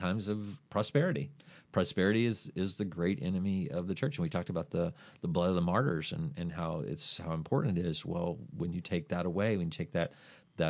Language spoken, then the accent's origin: English; Ohio County, Kentucky, United States; moved away as an adult; also born or lived in Smiths Grove, Kentucky; I'm from Ohio County